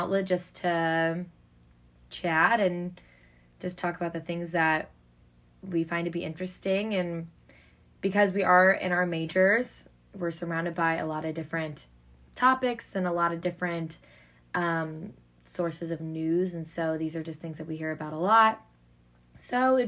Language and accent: English; Kansas City, United States; moved away as an adult; also born or lived in Madison, Wisconsin; I'm from Kansas City